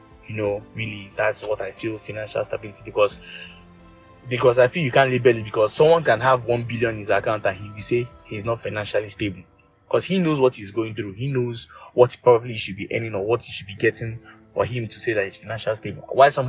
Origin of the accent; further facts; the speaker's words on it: Nigeria; And also to also answer a question about being financially stable as a Nigerian. So, what I'm going to start with being financially stable as a Nigerian.